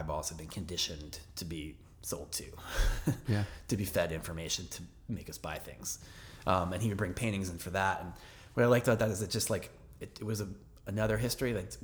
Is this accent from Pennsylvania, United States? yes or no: yes; Philadelphia, Pennsylvania, United States; now in New York City, United States; growing up in Philadelphia